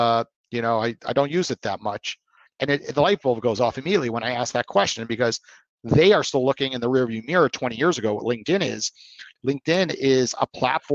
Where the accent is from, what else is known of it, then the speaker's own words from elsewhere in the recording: New York, United States; I'm from New York.